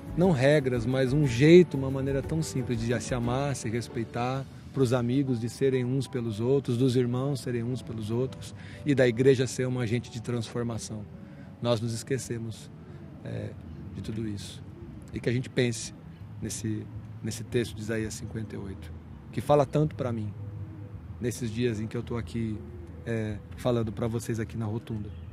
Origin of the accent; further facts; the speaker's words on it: Santo André, São Paulo, Brazil; pastor na minha cidade natal, que é Santo André, São Paulo.